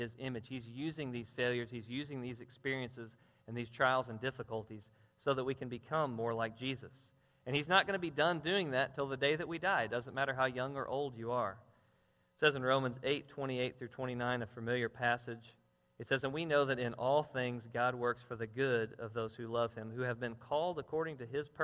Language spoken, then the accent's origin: English; Jackson, Missouri, United States; I'm from Jackson, and most of my driving had been in Jackson